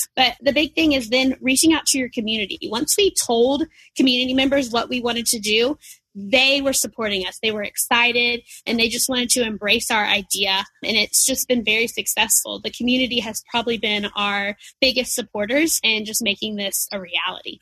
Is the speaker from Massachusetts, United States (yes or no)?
no; Nashville, Tennessee, United States; moved away as an adult; now in Chattanooga, United States; I'm from Nashville originally